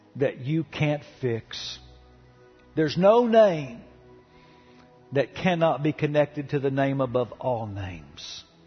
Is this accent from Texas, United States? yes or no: yes; Dallas, Texas, United States; the home I grew up in in Oak Cliff